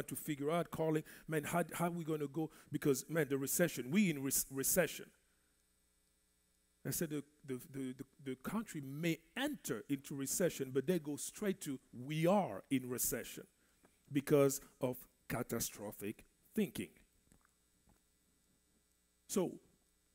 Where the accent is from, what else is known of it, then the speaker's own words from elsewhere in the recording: DR Congo; first language French; English is a second language; moved away; I grew up in the Congo, Central Africa